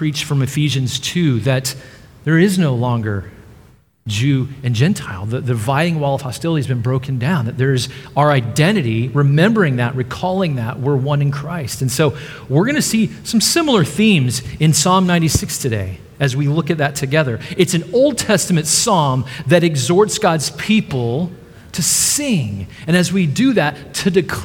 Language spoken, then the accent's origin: English; Dallas, Texas, United States; moved away; I'm from the Dallas area in Texas